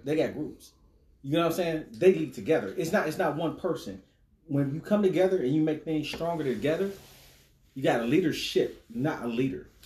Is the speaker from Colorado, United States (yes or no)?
no; Cleveland, Ohio, United States; Born and raised in Cleveland, Ohio